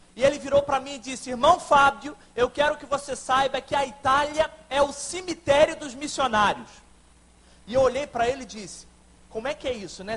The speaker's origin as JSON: {"language": "Portuguese", "town": "Barra do Piraí", "region": "Rio de Janeiro", "country": "Brazil", "said": "Eu sou de Barra do Piraí, aqui no interior do estado do Rio, da Segunda Igreja Batista"}